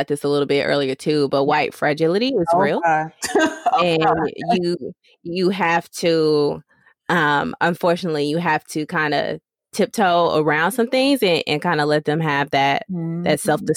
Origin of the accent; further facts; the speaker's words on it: Arkansas, United States; I grew up in Arkansas, so we learned about Little Rock, Central 9 and their struggles